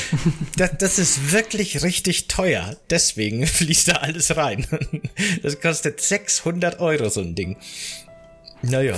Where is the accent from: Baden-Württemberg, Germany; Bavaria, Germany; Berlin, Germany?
Bavaria, Germany; in Bayern, wo ich aufgewachsen bin